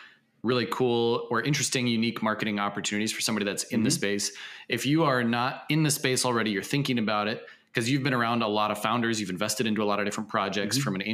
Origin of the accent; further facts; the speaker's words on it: Seattle, Washington, United States; Seattle, in my hometown.